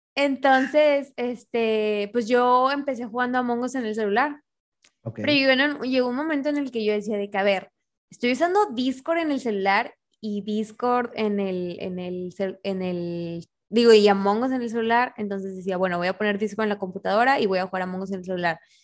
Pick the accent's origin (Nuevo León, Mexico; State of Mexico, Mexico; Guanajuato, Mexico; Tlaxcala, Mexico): Nuevo León, Mexico; Monterrey; moved away; also born or lived in Torreón; Yo soy de Monterrey, pero en ese tiempo yo vivía